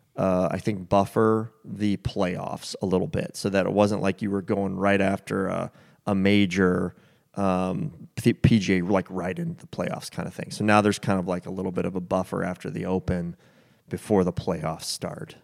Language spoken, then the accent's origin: English; United States; being an American